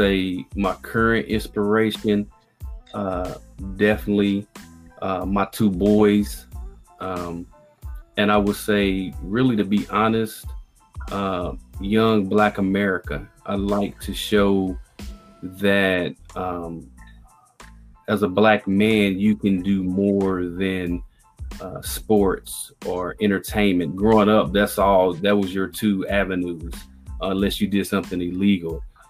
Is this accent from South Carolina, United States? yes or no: no; Indianapolis, Indiana, United States; I grew up in Indianapolis, Indiana, on the north side